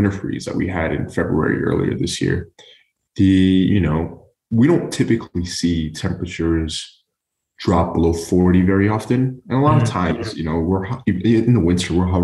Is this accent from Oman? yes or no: yes; Oman; now in Houston, United States; growing up in Oman, mm-hmm. we lived along the coastline of we lived along the coast.